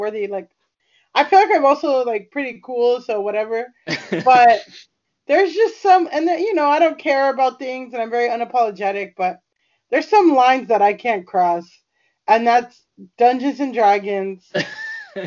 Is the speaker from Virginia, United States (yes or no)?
no; Florida, United States; moved away as an adult; also born or lived in California; I grew up in Florida, but I went to college in California